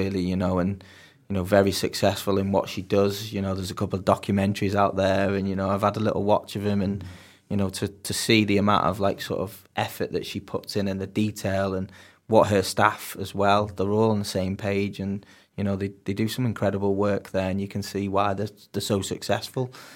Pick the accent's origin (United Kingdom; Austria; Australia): United Kingdom; Warrington, North West England; moved away as an adult; now in Bangor-on-Dee, United Kingdom; I'm originally from England, um, grew up in Warrington